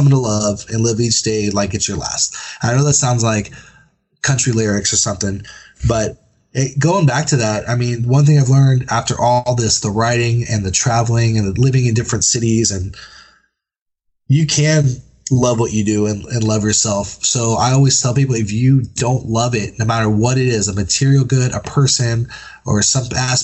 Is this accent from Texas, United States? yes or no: yes; San Antonio, Texas, United States; I'm from San Antonio, Texas